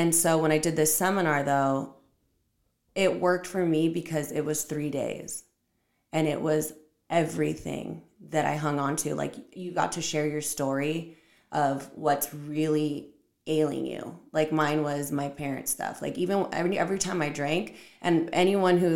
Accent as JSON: {"language": "English", "area": "Orange County", "region": "California", "country": "United States", "also_born_or_lived": "Downey, California", "said": "I'm from Orange County"}